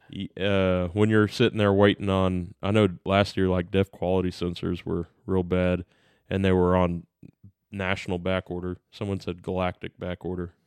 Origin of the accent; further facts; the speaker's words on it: United States; we're American